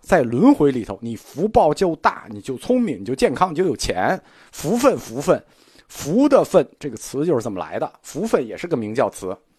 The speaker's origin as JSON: {"language": "Chinese", "country": "China", "said": "我们中国人是不吃这一套的"}